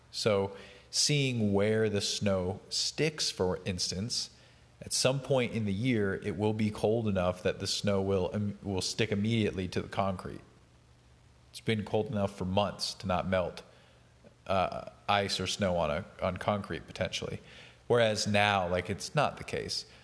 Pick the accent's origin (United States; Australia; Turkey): United States; Appalachia; I'm actually from rural Appalachia